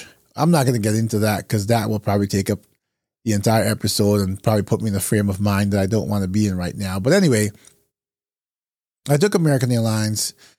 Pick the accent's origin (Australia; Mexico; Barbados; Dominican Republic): Barbados; now in United States; So I've spent most of my life in the United States, but I'm originally from Barbados, or we would say Bajan.